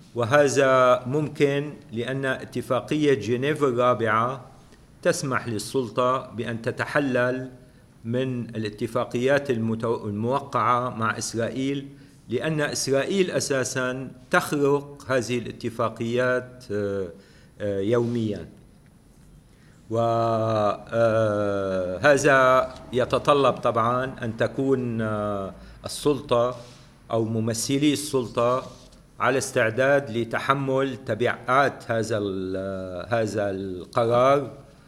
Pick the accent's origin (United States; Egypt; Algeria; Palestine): Palestine